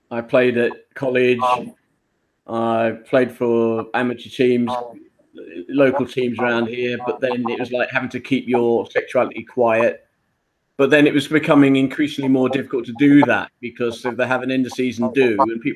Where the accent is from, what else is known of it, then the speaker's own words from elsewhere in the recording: London, United Kingdom; also born or lived in Wimbledon, London; I was born in Wimbledon, southwest London, and I lived my life so far in Balham. That's where I grew up.